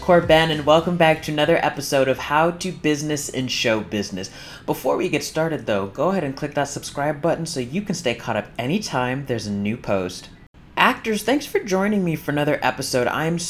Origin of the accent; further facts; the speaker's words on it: Fairbanks, Alaska, United States; University of Fairbanks in Alaska, my home state and hometown.